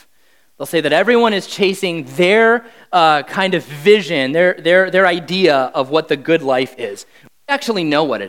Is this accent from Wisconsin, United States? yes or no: yes; Wisconsin, United States; moved away as an adult; now in Jacksonville, United States; I'm from Wisconsin